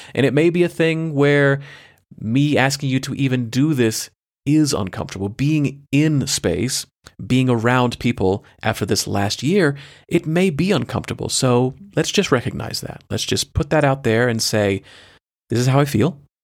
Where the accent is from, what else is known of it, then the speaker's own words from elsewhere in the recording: United States; I am an American